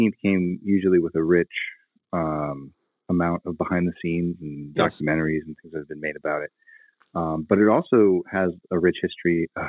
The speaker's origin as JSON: {"language": "English", "town": "Westport", "region": "Massachusetts", "country": "United States", "said": "Originally, I'm from a town called Westport, Massachusetts"}